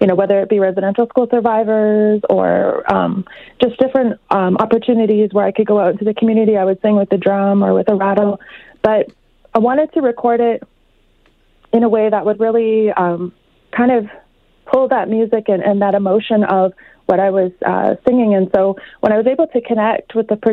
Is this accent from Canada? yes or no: yes; Saddle Lake, Alberta, Canada; now in Edmonton, Canada; I'm from Saddle Lake, but I live here in Edmonton